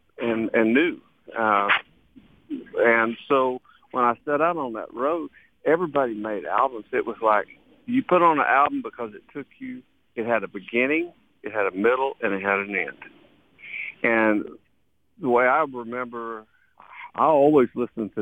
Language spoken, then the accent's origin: English; Texas, United States; moved away; it's the land from which I came, and it fed me. It's my, you know, I used to call it Sweet Mother Texas.